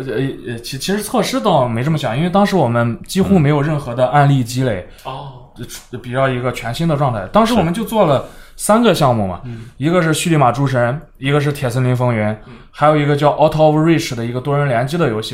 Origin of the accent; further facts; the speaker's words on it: China; 来自中国